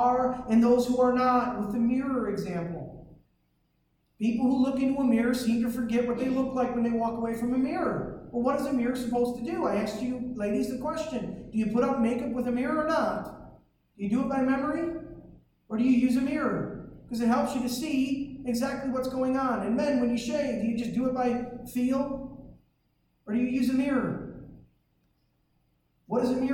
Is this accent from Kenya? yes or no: no; Detroit, Michigan, United States; growing up in Detroit